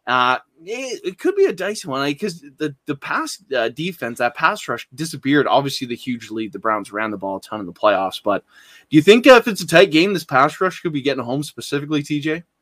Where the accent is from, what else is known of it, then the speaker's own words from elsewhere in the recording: Canada; I'm from Canada.